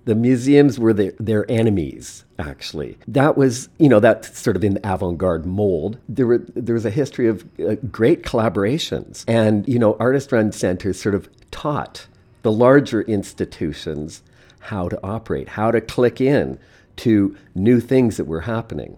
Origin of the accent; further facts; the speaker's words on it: Eastern Canada, Canada; also born or lived in Montreal; now in Saskatoon, Canada; I'm really from the east